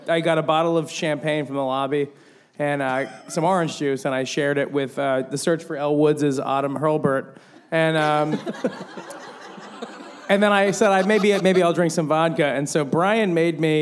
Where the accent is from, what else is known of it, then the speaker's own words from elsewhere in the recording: California, United States; moved away as an adult; now in New York, United States; I'm from California originally, but I've been here for 15 years